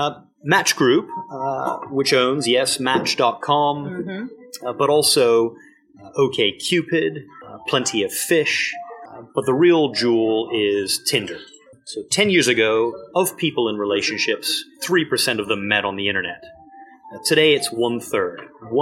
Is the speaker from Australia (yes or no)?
no; United Kingdom; also born or lived in United States; I'm British, but I went to school and university in America.